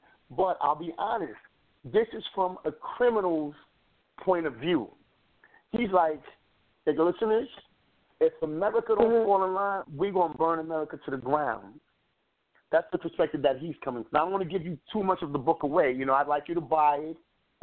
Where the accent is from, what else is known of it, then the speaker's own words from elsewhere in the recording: New York City, New York, United States; I come from the Bronx, New York